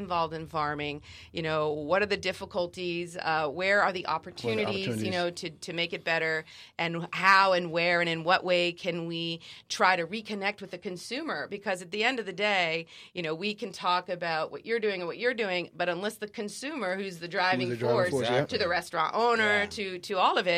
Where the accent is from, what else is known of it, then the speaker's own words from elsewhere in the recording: Germany; now in United States; when we were growing up in Germany